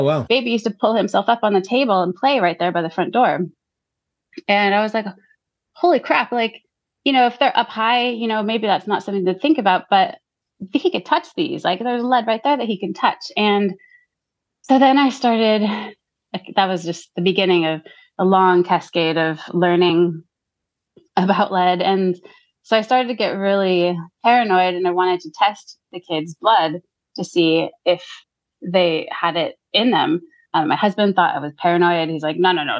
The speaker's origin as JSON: {"language": "English", "country": "United States", "tie": "born or raised there", "accent": "American", "moved": "as an adult", "lives_now": "Gisborne, New Zealand", "said": "growing up in America"}